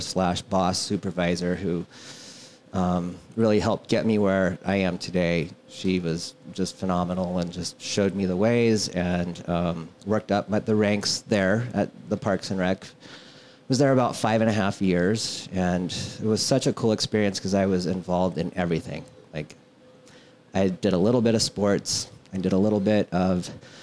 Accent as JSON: {"language": "English", "town": "Hays", "region": "Kansas", "country": "United States", "tie": "born or raised there", "also_born_or_lived": "Topeka, Kansas", "moved": "as an adult", "lives_now": "McCook, United States", "said": "I was born in Hayes, Kansas"}